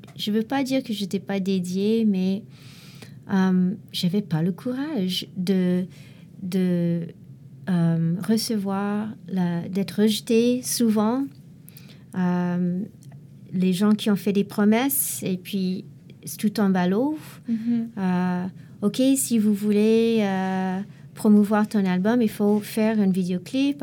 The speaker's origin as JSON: {"language": "French", "town": "Montreal", "region": "Quebec", "country": "Canada", "said": "en tant que Montréalais, Canadien aussi"}